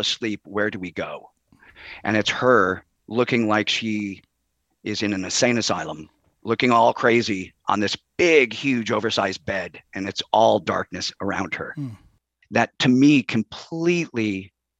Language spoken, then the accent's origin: English; Chicago, Illinois, United States; moved away as an adult; I grew up in Chicago